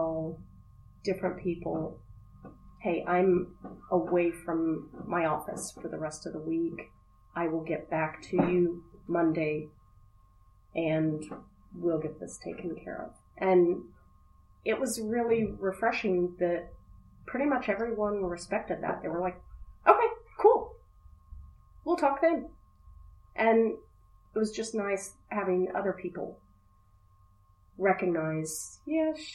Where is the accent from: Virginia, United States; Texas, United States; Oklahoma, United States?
Oklahoma, United States; now in Akron, United States; I grew up in Oklahoma.